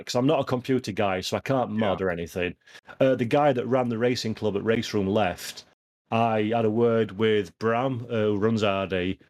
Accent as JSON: {"language": "English", "region": "Yorkshire and the Humber", "country": "United Kingdom", "said": "I'm a Yorkshireman."}